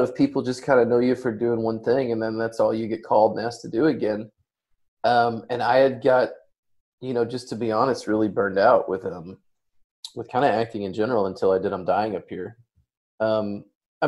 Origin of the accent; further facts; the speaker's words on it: Hot Springs, Arkansas, United States; now in Los Angeles, United States; I'm also from Arkansas, and most of the book takes place in and around Hot Springs where I was born